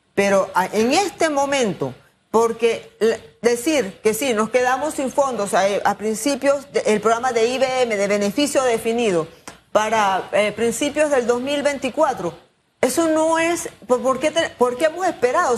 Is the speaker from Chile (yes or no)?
no; Panama; Como ciudadanos, como panameños